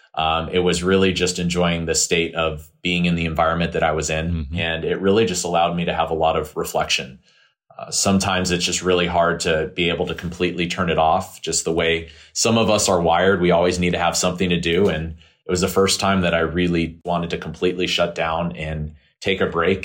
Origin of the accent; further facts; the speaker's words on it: California, United States; moved away as an adult; move back to my home state of California